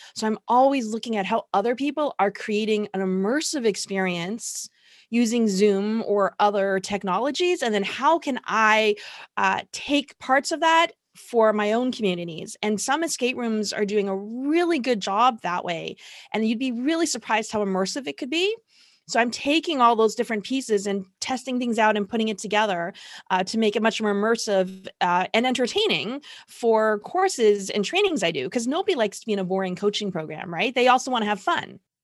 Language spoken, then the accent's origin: English; Toronto, Ontario, Canada; I am from Toronto, Canada